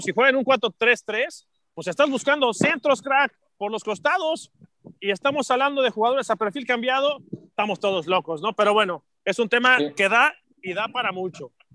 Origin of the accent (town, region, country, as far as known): Mexico